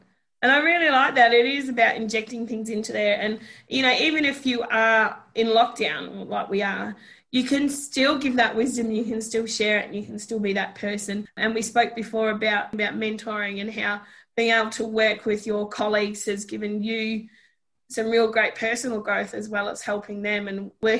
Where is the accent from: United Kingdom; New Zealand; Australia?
New Zealand; I'm Kiwi and I know I get the same thing. If I talk to my family, I pick it up really quick.